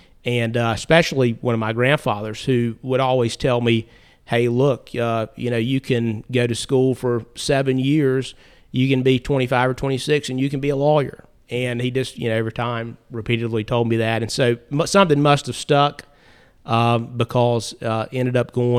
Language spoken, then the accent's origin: English; North Carolina, United States; Yeah. So I was born and raised in Caldwell County, where I live now, and I was raised by my grandparents on both sides